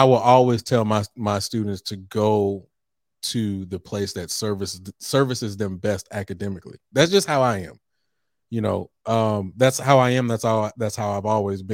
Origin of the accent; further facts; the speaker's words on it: Texas, United States; moved away as an adult; also born or lived in Norfolk, Virginia; I came from Texas and went to Norfolk State